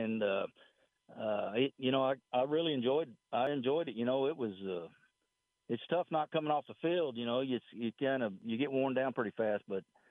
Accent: West Texas, United States; growing up in West Texas, and you know, you got to be pretty tough out here

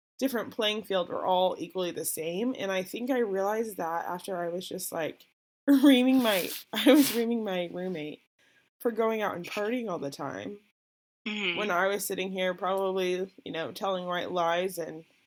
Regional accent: Tulsa, Oklahoma, United States; I was born and raised in Tulsa, Oklahoma.

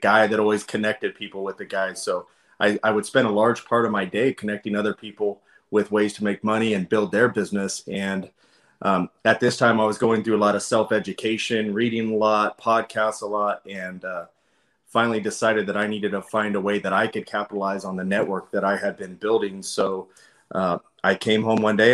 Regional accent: Folsom, California, United States; I am from California, Folsom, California specifically

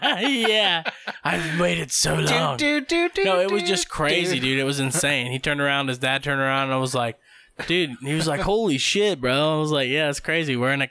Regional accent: Ohio, United States; I was from Ohio.

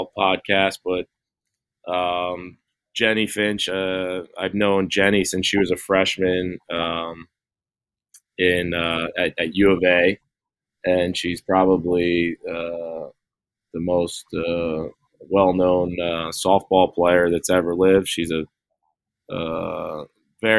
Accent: New Jersey, United States; being a guy from New Jersey

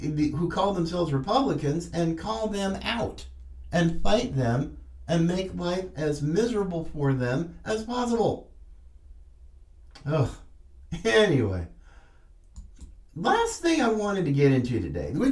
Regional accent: North Carolina, United States; coming from my home state, I'm a fifth generation Tar Heel and proud of it

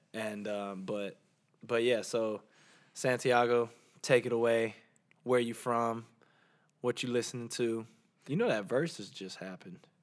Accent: Georgia, United States; accent: Southern; also born or lived in Orlando, Florida; growing up in Georgia

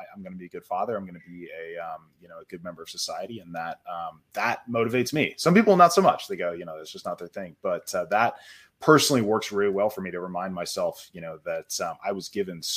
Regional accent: United States; As a dad, as an American

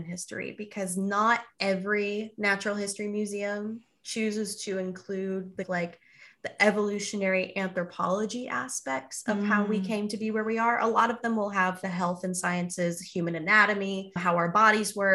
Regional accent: Houston, Texas, United States; it was a museum that I went to multiple times as a kid growing up in Houston, Texas.

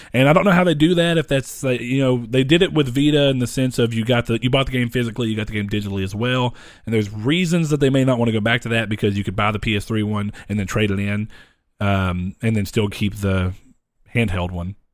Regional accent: United States; We're American

